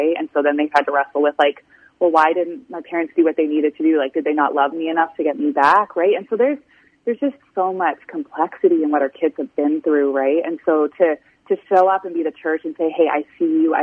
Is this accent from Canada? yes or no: yes; Canada; moved away as an adult; also born or lived in Illinois; I was born and raised in Canada on a dairy farm